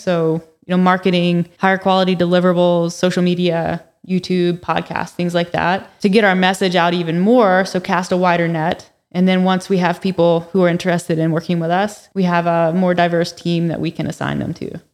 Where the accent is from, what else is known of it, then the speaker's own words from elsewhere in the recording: North Carolina, United States; moved away as an adult; now in Calgary, Canada; I'm actually from North Carolina originally, so I've only been here since two thousand and seventeen.